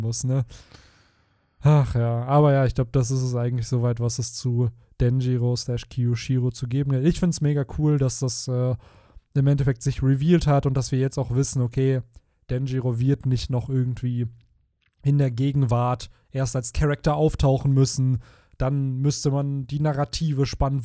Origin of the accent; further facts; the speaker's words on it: Bielefeld, North Rhine-Westphalia, Germany; hier bei uns in Bielefeld betrachtet, so voll viele Orte, wo ich als Kind gespielt habe